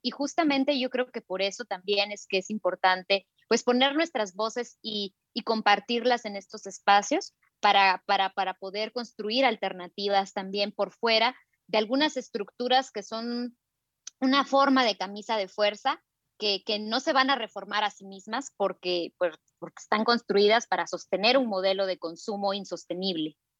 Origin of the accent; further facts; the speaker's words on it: Totonicapán, Guatemala; soy maya Quiche de Totonicapán en Guatemala